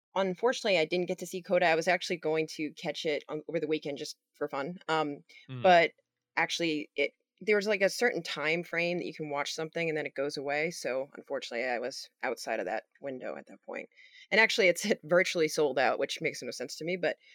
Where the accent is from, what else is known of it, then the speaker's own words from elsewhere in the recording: Long Island, New York, United States; I'm also from Long Island, New York originally.